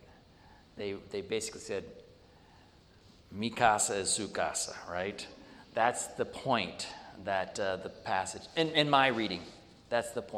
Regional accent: United States; as an American

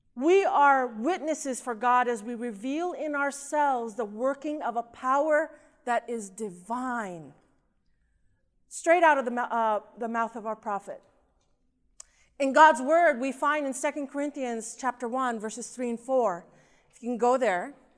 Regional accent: Southern California, United States; also born or lived in Philippines; I was born in the Philippines. and we immigrated to the United States, to California, to Southern California when I was about two and a half years old

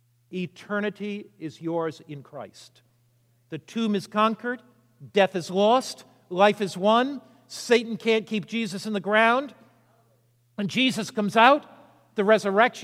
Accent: United States; I was brought up on the Atlantic Ocean, there on Long Island Sound

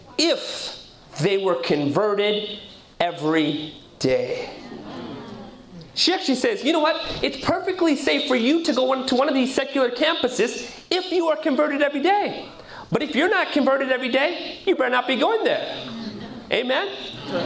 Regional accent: Southern California, United States; I was born and raised in Southern California. My parents come from Punjab, India

